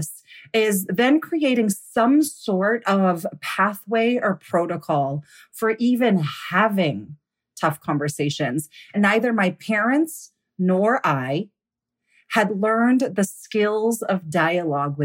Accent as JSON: {"language": "English", "country": "United States", "tie": "born or raised there", "said": "I grew up here in the United States."}